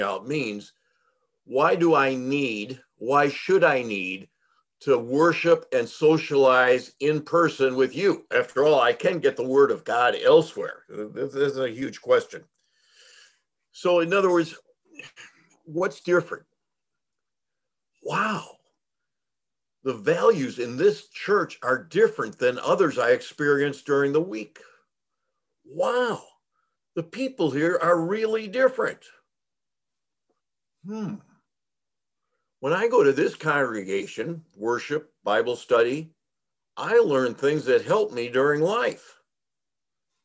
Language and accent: English; Chicago Heights, Illinois, United States; I grew up in Chicago Heights, which is 211th Street South